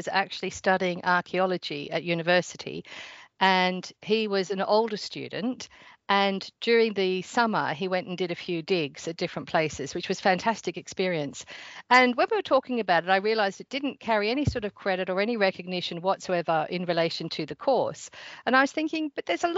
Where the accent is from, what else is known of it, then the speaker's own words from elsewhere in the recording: Australia; accent: Surrey and Australian mix; moved away as an adult; now in United Kingdom; So I'm from Australia, but I've been living here in the UK for about 20 years.